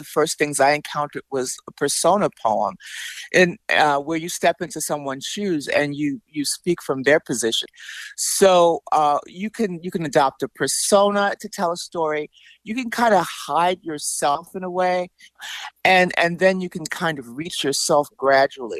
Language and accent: English; Chicago, Illinois, United States; I grew up in Chicago. I'm a Chicago native.